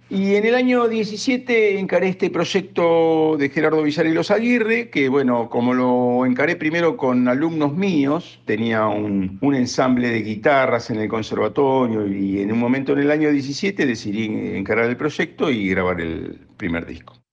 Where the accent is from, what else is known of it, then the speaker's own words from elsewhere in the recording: Lomas de Zamora, Buenos Aires Province, Argentina; soy de Lomas de Zamora, nací en Lomas de Zamora, criado en Lomas de Zamora